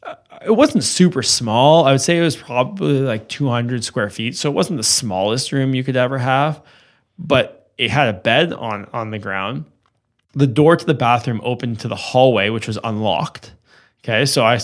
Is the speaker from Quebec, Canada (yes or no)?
yes; Westmount, Quebec, Canada; And this is a long way from growing up in Westmount, as you can imagine.